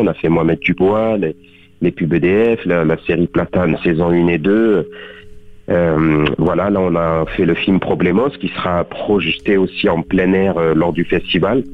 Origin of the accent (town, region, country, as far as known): Beaucaire, Occitania, France; born or raised there; moved away as an adult; also born or lived in Tarascon; now in Paris, France